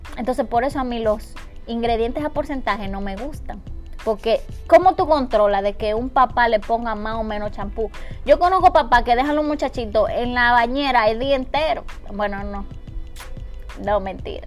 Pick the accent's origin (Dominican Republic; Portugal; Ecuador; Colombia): Dominican Republic; en mi país, en República Dominicana